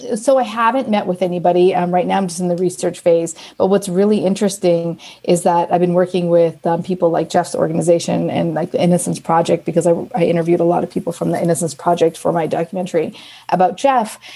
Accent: Canada; now in New York City, United States; I am Canadian and I now live in New York City with my husband and son

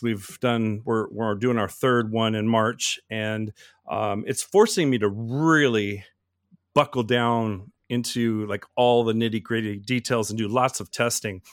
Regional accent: Oregon, United States; moved away as an adult; now in Florida, United States; I'm from Oregon, the Pacific Northwest, mountains and everything

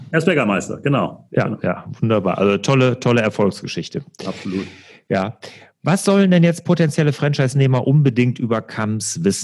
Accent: Rhineland, Germany; Was ich natürlich als Rheinländer fragen muss, was macht der Herr Kamps denn heute?

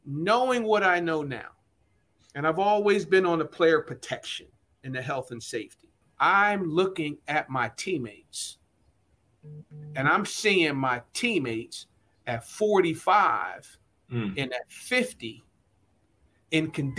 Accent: Trenton, New Jersey, United States; also born or lived in Lower Bucks County, Pennsylvania; I grew up in Trenton, New Jersey, and in Lower Bucks County, wanting to play for Buddy Ryan.

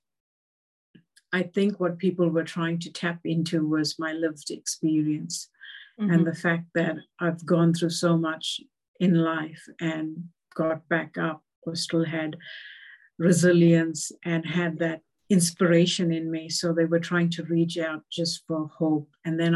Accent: South Africa; also born or lived in New Zealand; now in Australia; growing up in South Africa

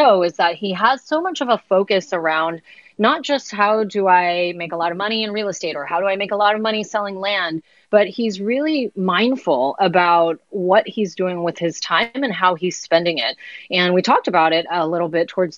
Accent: San Francisco Bay Area, California, United States; I grew up here in San Francisco, or not San Francisco proper, but in the Bay Area

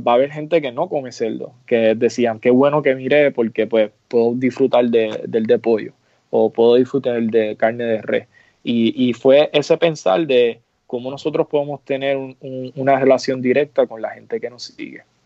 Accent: Puerto Rico; moved away as an adult; now in New York, United States; yo soy puertorriqueño, pero soy como una generación nueva de, New Yorkers, este, porque ya llevo casi 10 años establecido allá

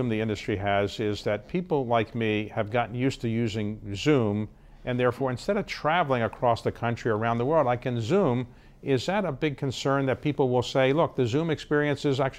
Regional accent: Arlington, Virginia, United States; I grew up right nearby here, Arlington, Virginia

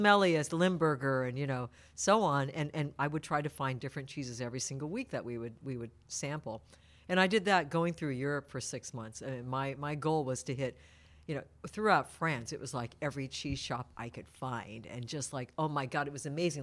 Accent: Tokyo, Japan; now in Petaluma, United States; the ones that I grew up with in Tokyo were the white ones

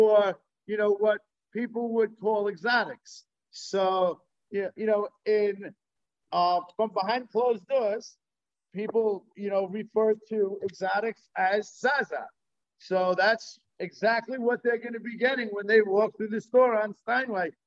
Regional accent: New York, United States; also born or lived in Oregon; Born and raised, New York.

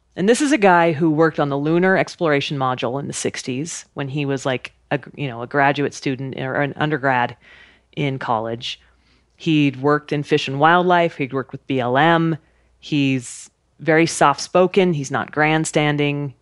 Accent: Idaho, United States; I grew up in Idaho camping and hiking and being outside

